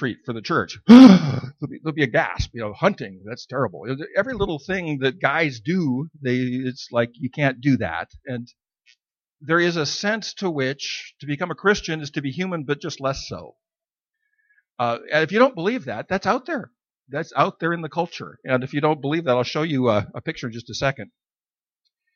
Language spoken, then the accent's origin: English; Idaho, United States; I was born and raised in Idaho in the mountains